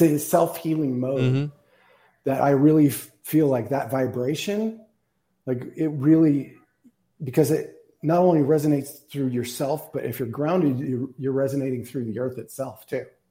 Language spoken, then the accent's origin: English; Tucson, Arizona, United States; I've lived here my whole life. I was born in Tucson lived a bunch of places, but always come back